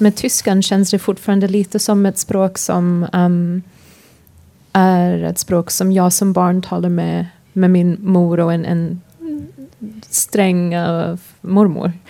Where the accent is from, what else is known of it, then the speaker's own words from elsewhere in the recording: United States; Swedish is a second language; moved away; also born or lived in Sweden / London; jag är svensk, men uh, för det mesta har jag upp, är jag uppvuxen i USA